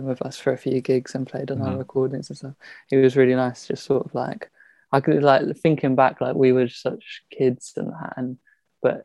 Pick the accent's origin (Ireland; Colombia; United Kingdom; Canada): United Kingdom; London; I grew up in Southwest London